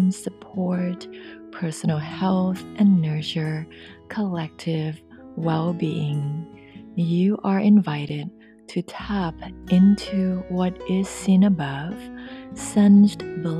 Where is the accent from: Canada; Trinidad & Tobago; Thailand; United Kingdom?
Thailand; accent: thick accent; English is a second language; moved away as an adult; now in Northern California, United States; Growing up in Thailand and speaking Thai language every day until I was 19 before I moved here to the US.